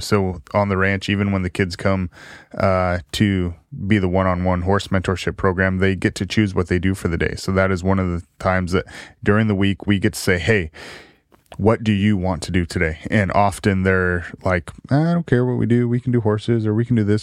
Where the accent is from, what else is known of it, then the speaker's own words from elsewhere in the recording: Salem, Oregon, United States; South Salem High School